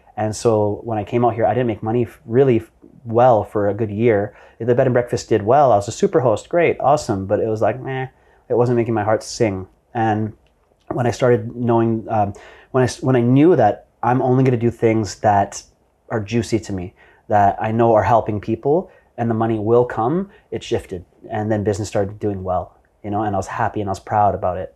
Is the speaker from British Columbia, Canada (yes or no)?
yes; Vancouver, British Columbia, Canada; moved away as an adult; now in Bali, Indonesia; I'm an entrepreneur born and raised in Vancouver, Canada.